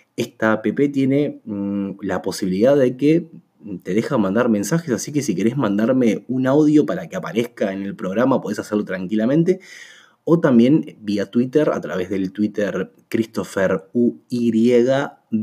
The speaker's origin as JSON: {"language": "Spanish", "country": "Uruguay", "said": "soy de Uruguay"}